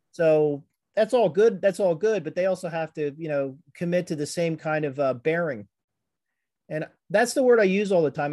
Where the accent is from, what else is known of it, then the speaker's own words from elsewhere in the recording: Conshohocken, Pennsylvania, United States; also born or lived in Norristown, Pennsylvania; I grew up in Conshohocken and then moved out to Norristown